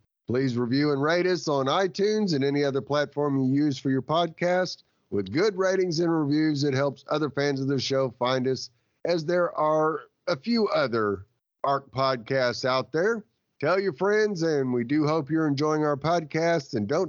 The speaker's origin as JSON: {"language": "English", "region": "Scotland", "country": "United Kingdom", "said": "Okay, firstly, I'm Scottish"}